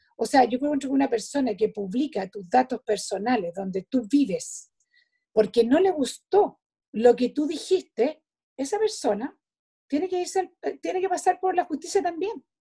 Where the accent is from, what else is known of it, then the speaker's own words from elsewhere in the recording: Chile; nosotros como chilenos